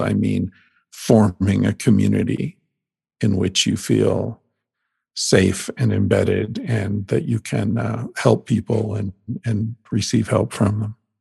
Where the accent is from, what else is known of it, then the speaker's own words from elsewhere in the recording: Pennsylvania, United States; moved away; I grew up in Pennsylvania where hunting's a big thing